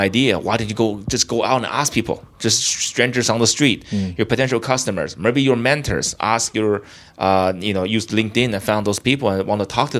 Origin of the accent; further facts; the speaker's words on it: Beijing, China; moved away as an adult; now in United States; I grew up in China, and I came from the biggest city in China. Well, second biggest city, Beijing, right?